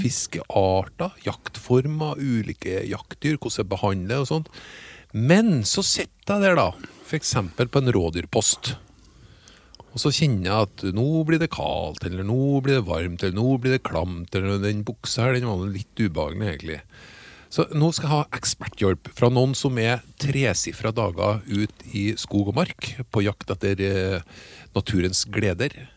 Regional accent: Trøndelag, Norway; jeg er jo fra Trøndelag

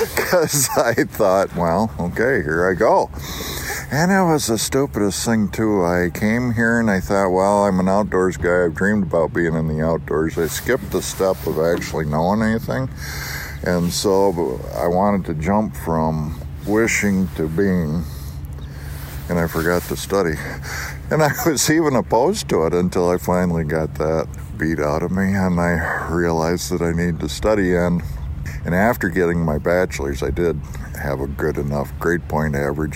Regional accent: western New York, United States; also born or lived in Montana; now in Missoula, United States; I grew up in western New York

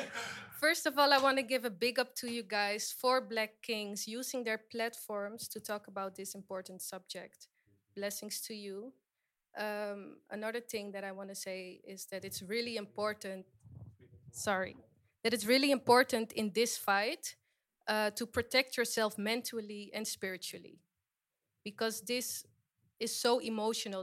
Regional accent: Suriname; I am from Suriname, that is in South America.

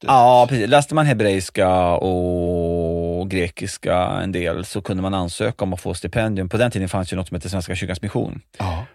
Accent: Västerås, Västmanland, Sweden; born or raised there; also born or lived in Schenectady, New York, United States

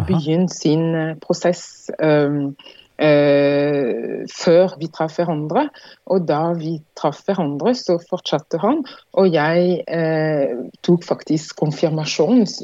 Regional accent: Martinique; Norwegian is a second language; moved away as an adult; also born or lived in France; now in Norway

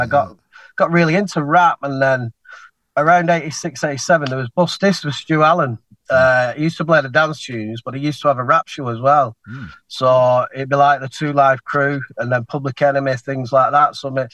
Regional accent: Bolton, North West England, United Kingdom; I was brought up Council Estate in Tonmore in Bolton.

